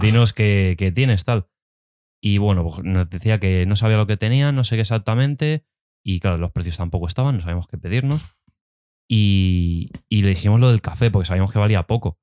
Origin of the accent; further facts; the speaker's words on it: Alcalá de Henares, Community of Madrid, Spain; nosotros que somos de aquí de Alcalá